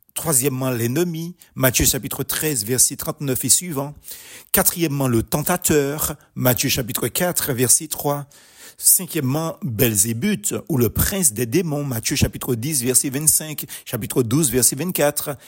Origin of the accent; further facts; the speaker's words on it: Martinique; Chez nous aux Antilles